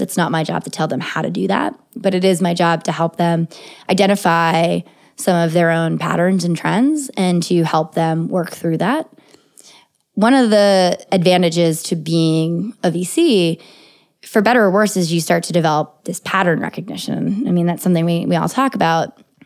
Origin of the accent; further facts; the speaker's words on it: United States; I'm an American citizen and I was born here in the United States